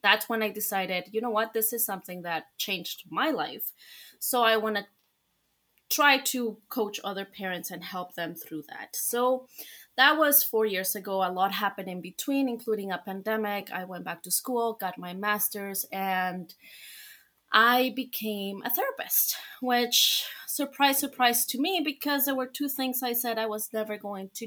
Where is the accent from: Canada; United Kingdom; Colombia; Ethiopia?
Colombia; moved away; I am from Colombia, and in Spanish, our I is